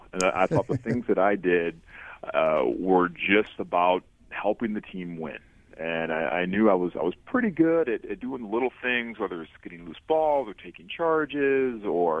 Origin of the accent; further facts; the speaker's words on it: just outside Detroit, Michigan, United States; moved away as an adult; also born or lived in Durham, North Carolina; now in Miami, United States; I'm from just outside Detroit, Michigan.